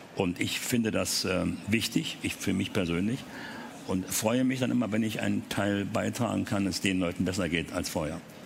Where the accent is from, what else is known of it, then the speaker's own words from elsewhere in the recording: Berlin, Germany; die französischen Panzer, weil wir im französischen Bezirk lebten